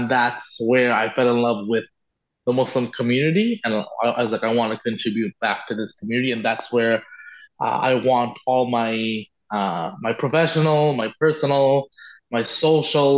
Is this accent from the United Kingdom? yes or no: no; Bangkok, Thailand; moved away as an adult; now in Ottawa, Canada; I grew up in Bangkok, and I never liked the big city.